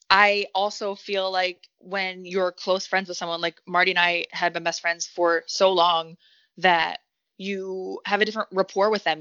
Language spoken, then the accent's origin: English; Detroit, Michigan, United States; I'm from the Metro Detroit area, so like growing up having a booty was a good thing